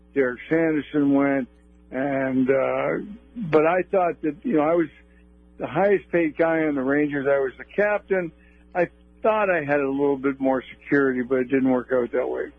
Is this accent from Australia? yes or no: no; Toronto, Ontario, Canada; I grew up in Toronto, and I was definitely a Leaf fan